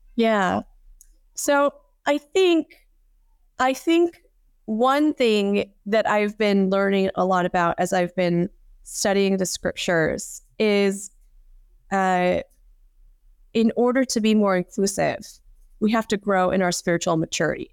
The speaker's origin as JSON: {"language": "English", "country": "United States", "said": "I am Korean American and a woman"}